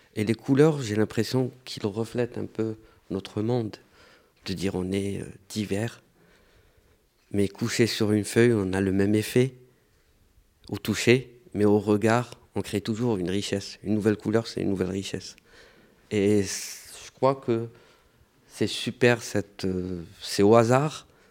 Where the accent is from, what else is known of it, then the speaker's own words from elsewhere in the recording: Algeria; now in Marseille, France; je suis algérien, je suis diplômé de l'école des beaux-arts et je travaille en tant que moniteur